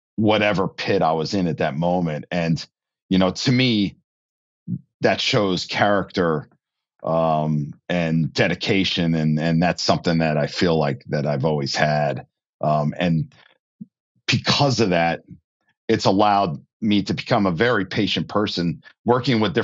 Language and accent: English; New Jersey, United States; I grew up in New Jersey.